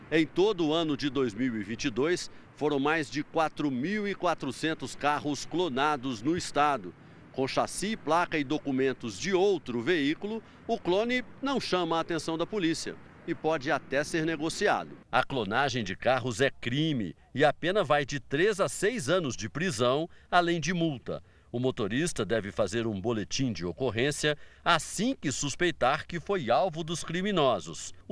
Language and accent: Portuguese; Minas Gerais, Brazil; Nunca saí de Minas Gerais.